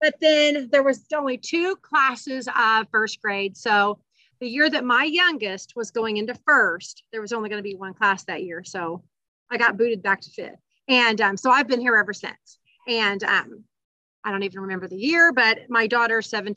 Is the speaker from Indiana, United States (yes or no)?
yes; Evansville, Indiana, United States; I am from Evansville, Indiana